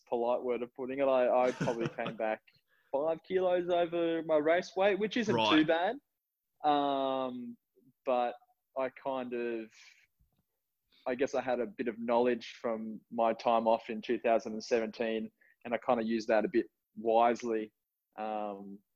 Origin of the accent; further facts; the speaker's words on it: Newcastle, New South Wales, Australia; moved away as an adult; now in Gold Coast, Australia; born and raised in Newcastle, Novocashrian at heart, currently on the Gold Coast